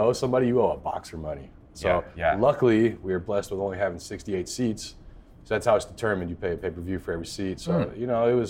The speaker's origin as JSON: {"language": "English", "town": "Atlanta", "region": "Georgia", "country": "United States", "also_born_or_lived": "Los Angeles / Sacramento", "said": "I'm not from here, man. I'm from Atlanta by way of LA and Sacramento, and I've been around."}